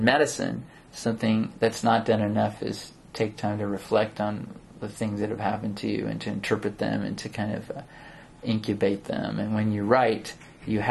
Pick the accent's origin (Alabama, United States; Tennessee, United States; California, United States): California, United States; Silicon Valley; I grew up in Silicon Valley